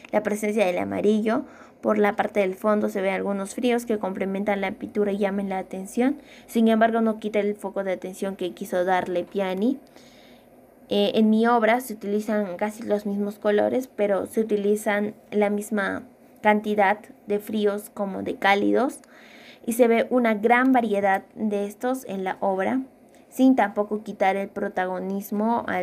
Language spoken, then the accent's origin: Spanish; Peru; en la diversidad que somos nosotros como peruanos y que no siempre la discriminación tiene que ser una barrera